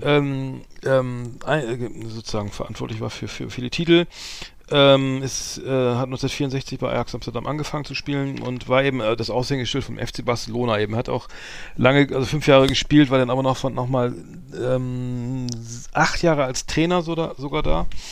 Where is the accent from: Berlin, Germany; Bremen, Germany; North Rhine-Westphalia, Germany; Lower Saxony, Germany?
Bremen, Germany; ich als Bremer